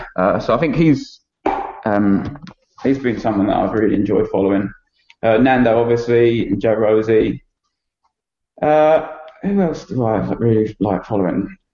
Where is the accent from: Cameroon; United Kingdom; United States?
United Kingdom; Essex, East of England; now in Wellington, New Zealand; at the time I was young and I come from Essex